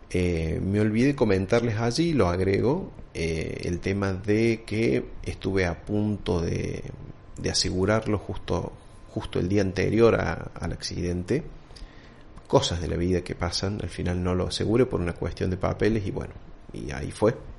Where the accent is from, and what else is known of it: Argentina